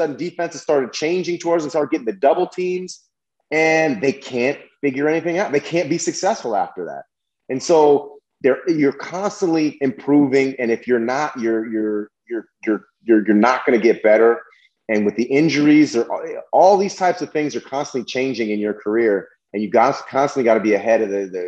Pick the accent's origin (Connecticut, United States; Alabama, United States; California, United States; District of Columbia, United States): California, United States; Berkeley; growing up in Berkeley, I remember when I was Berkeley, California, I was offered a joint when I was, I think, second grade, third grade